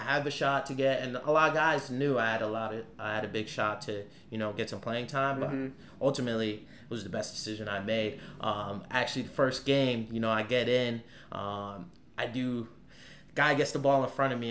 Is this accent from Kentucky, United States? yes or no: no; Norwalk, Connecticut, United States; originally I'm from Norwalk, Connecticut, 203.